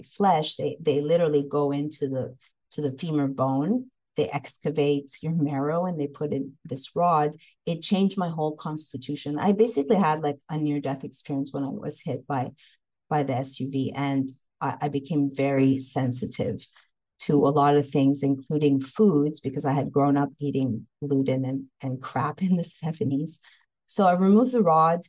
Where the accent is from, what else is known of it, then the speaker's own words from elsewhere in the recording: Montreal, Quebec, Canada; moved away as an adult; also born or lived in Los Angeles, United States; So I hail from Montreal, Canada, and I came to Los Angeles. I was in LA for 23 years